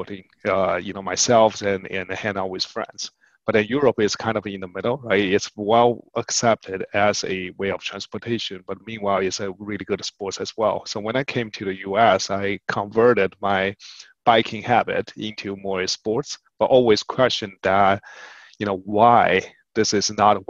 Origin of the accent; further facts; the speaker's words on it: China; moved away as an adult; now in United States; We grew up in China, moving in the US in our adulthood